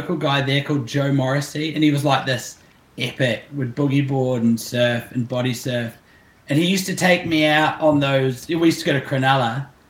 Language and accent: English; Auckland, New Zealand; also born or lived in Central Coast, New South Wales, Australia; I was born here in Auckland